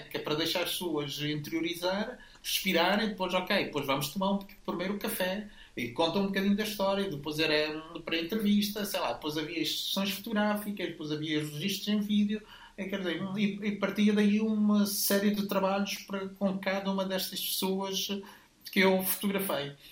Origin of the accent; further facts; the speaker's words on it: Mozambique; also born or lived in Lisbon, Portugal; now in Porto, Portugal; mas eu sou de Moçambique.